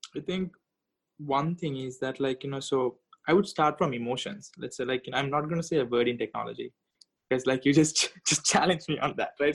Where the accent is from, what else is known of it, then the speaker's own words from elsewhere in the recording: Sri Lanka; moved away; my home country sri lanka